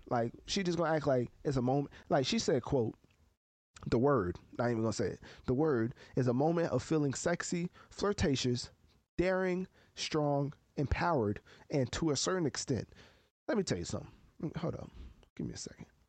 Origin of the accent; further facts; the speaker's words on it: United States; as an American reviewer of music